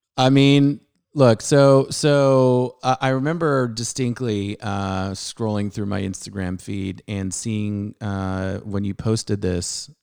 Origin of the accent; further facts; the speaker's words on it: San Diego, California, United States; I grew up in Southern California